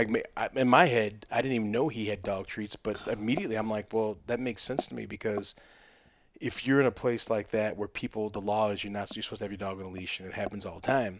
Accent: Aurora, United States; where I grew up in Aurora

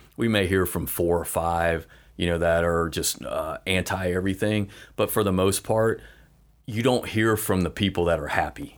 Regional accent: Fort Walton Beach, Florida, United States; I grew up in Fort Walton, born and raised

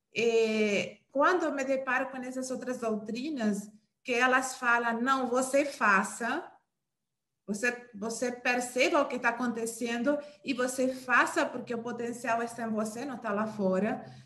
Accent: Uruguay; Portuguese is a second language; moved away as an adult; now in Brazil; eu sou uruguaia, né? Eu tenho mais ou menos... Eu estou aqui no Brasil desde o ano 2009

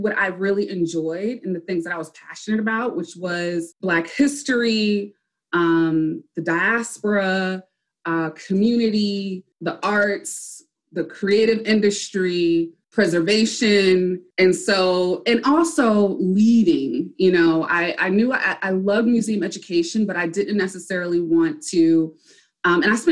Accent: Bridgeport, Connecticut, United States; moved away as an adult; also born or lived in East Coast; now in Washington, D.C., United States; I grew up in Bridgeport, Connecticut, and but I moved around a lot on the East Coast, but my upbringing is pretty much in Connecticut.

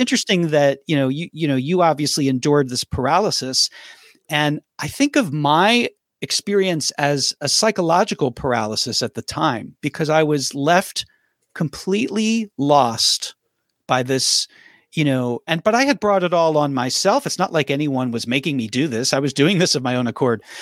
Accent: Philadelphia, Pennsylvania, United States; moved away as an adult; also born or lived in Nashville; I grew up in Philadelphia

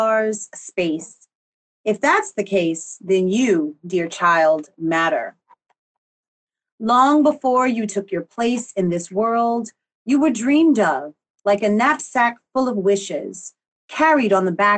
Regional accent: Newark, New Jersey, United States; I was born in Newark, New Jersey

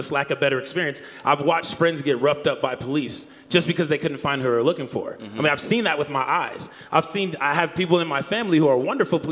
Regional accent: Akron, Ohio, United States; growing up in Akron, Ohio

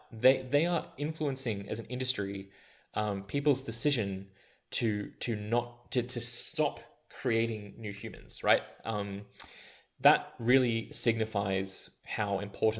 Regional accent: Australia; moved away as an adult; also born or lived in India; growing up in Australia

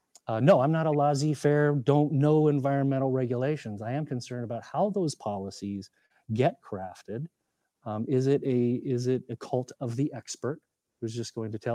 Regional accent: Montana, United States; I'm from Montana

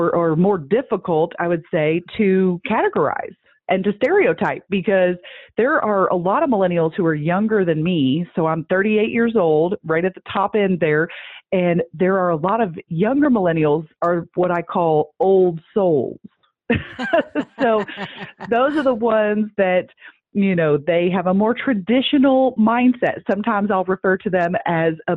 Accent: Midwest, United States; I'm from the Midwest

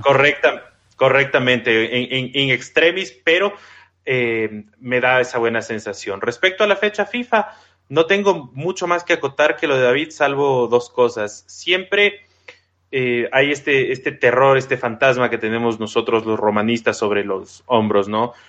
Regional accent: Ecuador; yo soy ecuatoriano

